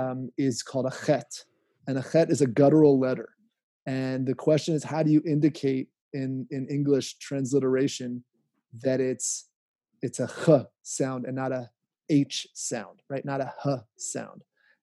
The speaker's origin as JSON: {"language": "English", "area": "Bradley Cooper's hometown", "region": "Pennsylvania", "country": "United States", "tie": "born or raised there", "said": "Bradley Cooper grew up also in my hometown, not just PB, also Bradley Cooper."}